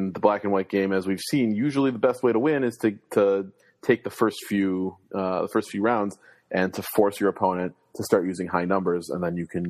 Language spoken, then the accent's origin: English; Chicago, Illinois, United States; as a Chicagoan, as a White Sox fan